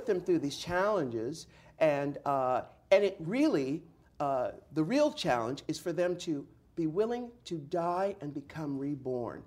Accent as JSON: {"language": "English", "town": "San Diego", "region": "California", "country": "United States", "tie": "born or raised there", "said": "I'm from San Diego. So I grew up in the 70s"}